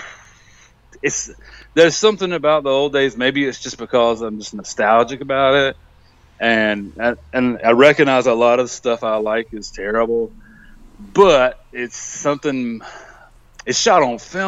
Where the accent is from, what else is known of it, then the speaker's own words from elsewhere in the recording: United States; being an American